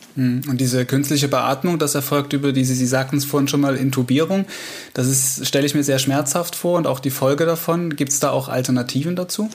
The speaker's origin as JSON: {"language": "German", "region": "Saxony", "country": "Germany", "said": "bei uns in Sachsen"}